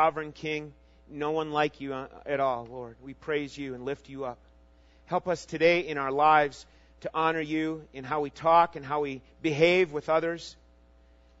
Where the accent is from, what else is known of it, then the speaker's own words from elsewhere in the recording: Minnesota, United States; moved away; I grew up in Minnesota.